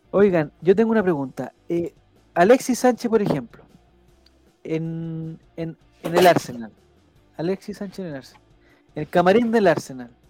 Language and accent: Spanish; Chile